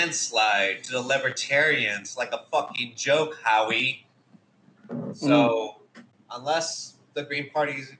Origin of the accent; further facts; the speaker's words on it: Chicago, Illinois, United States; I am from Chicago